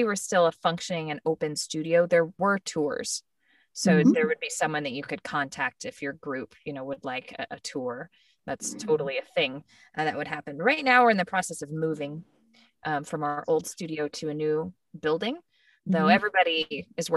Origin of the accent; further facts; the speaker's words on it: San Diego, California, United States; moved away as an adult; also born or lived in Arlington, Texas / Mansfield, Texas / Irving, Texas; now in Dallas, United States; I live in Dallas. I grew up in San Diego, but I moved to Dallas for college